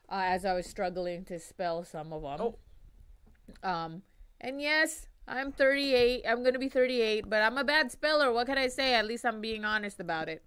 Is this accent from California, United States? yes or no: yes; Long Beach, California, United States; I grew up on the west side of Long Beach